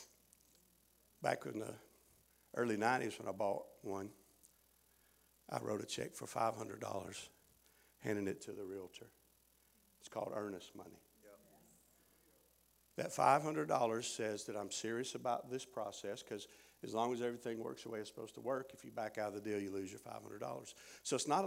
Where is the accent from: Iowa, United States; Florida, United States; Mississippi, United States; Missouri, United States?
Mississippi, United States; Chickasaw County; I'm from Chickasaw County, Mississippi.